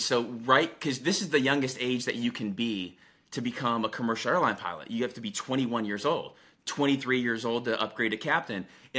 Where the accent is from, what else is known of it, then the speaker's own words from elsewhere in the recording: Albania; So I'm from Albania, and so the T is silent.